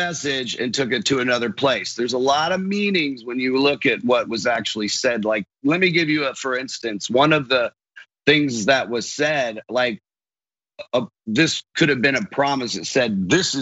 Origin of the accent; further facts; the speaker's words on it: Largo, Florida, United States; I grew up in Largo, Clearwater area, Florida.